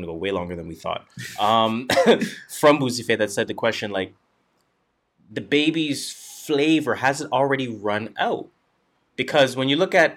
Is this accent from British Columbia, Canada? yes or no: no; Toronto, Ontario, Canada; we're from Toronto